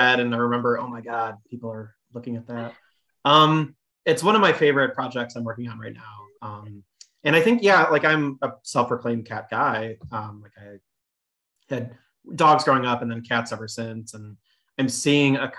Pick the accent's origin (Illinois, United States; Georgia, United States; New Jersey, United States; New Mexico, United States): Illinois, United States; Chicago; also born or lived in Michigan; I was born in Chicago, south side of Chicago, and I went to Illinois, University of Illinois.